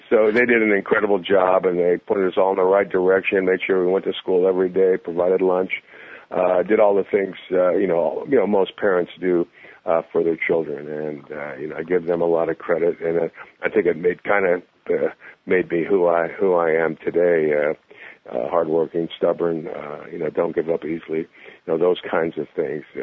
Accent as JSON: {"language": "English", "town": "San Jose", "region": "California", "country": "United States", "said": "I'm, I'm from San Jose, so I'm about 20 miles down the road"}